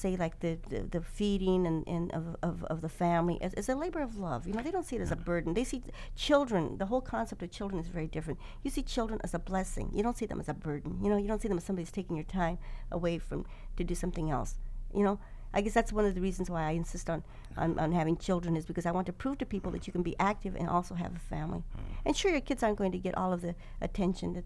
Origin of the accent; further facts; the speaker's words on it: Stockton, California, United States; organized that mm-hmm. group of people in Stockton in my hometown